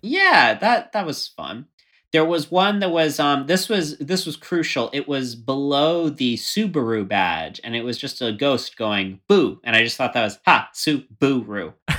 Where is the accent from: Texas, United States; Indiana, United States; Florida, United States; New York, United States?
Florida, United States; moved away; I grew up in Florida